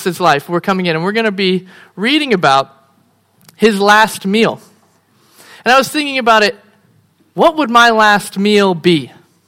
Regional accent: United States; moved away as an adult; also born or lived in Phoenix, Arizona; I'm American

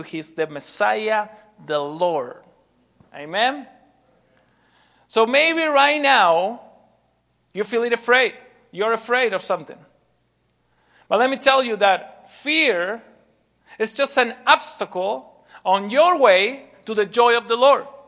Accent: Argentina; moved away as an adult; also born or lived in Guatemala; I'm from Argentina

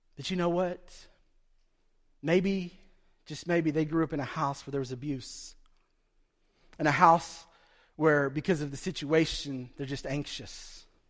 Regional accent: Broken Bow, Oklahoma, United States; growing up in Broken Bow as a poor Indian kid, a poor Choctaw kid

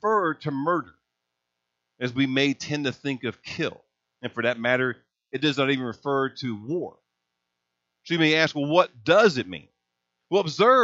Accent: Hazleton, Indiana, United States; When I was a boy growing up in Hazels, Indiana, farming was like in my blood

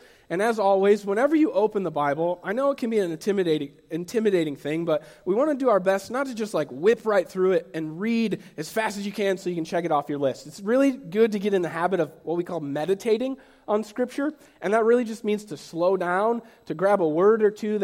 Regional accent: United States; moved away as an adult; also born or lived in Cleveland, Ohio; now in Henry County, United States; I grew up in Fulton County

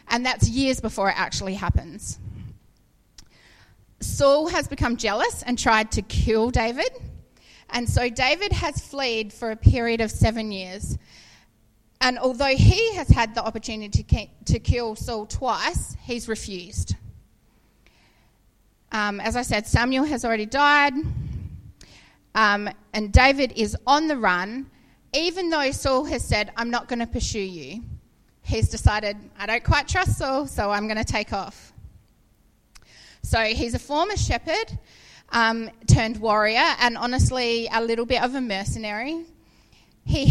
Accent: New Zealand; I grew up in Waipinga. My dad had a farm there

